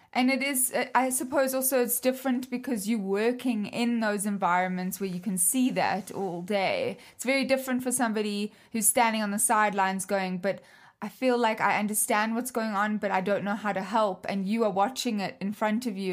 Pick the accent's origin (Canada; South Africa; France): South Africa; moved away; I'm foreign, like, I come from South Africa